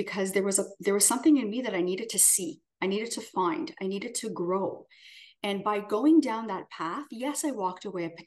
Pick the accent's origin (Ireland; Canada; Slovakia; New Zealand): Canada; moved away as an adult; as a Canadian